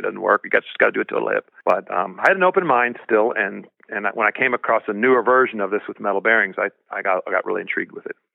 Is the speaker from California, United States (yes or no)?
yes; Sacramento area, California, United States; born or raised there; also born or lived in Berlin, Germany